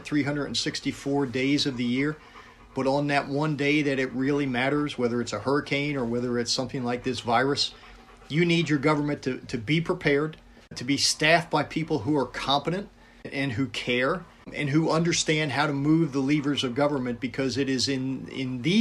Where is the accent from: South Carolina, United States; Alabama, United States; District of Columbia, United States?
District of Columbia, United States; Washington; moved away as an adult; now in Tampa, United States; I was growing up in the Washington, D.C. area